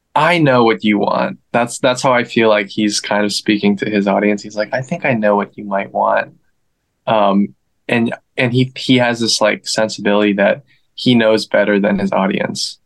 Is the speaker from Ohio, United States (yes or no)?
no; Northern Virginia, United States; now in Los Angeles, United States; I'm originally from DC, the DMV, Northern Virginia, to be more specific.